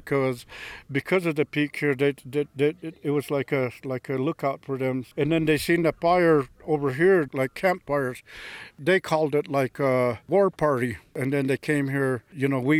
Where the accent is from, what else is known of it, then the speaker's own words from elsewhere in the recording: Fort McDermitt tribe, Nevada, United States; I'm from the Port McDermott tribe.